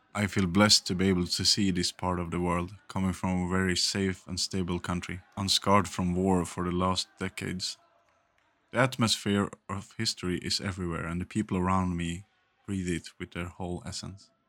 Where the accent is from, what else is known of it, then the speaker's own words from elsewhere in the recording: Sweden; I come from Sweden as well